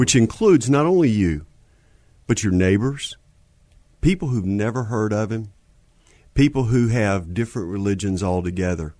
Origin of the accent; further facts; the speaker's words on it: Houston, Texas, United States; also born or lived in Marshall, Texas; I was born in Houston